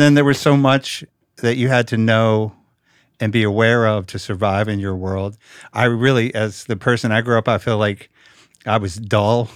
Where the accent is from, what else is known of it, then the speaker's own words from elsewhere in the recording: Richmond, Virginia, United States; moved away; I grew up in the South. I grew up in Virginia